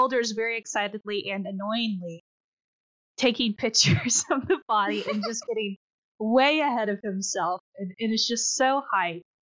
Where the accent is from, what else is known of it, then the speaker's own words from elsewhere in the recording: Texas, United States; we're both from Texas